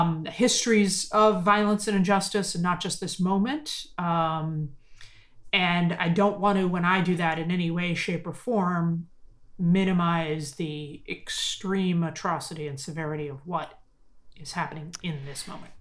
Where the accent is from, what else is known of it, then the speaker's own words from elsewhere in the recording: United States; as an American, as an American Jew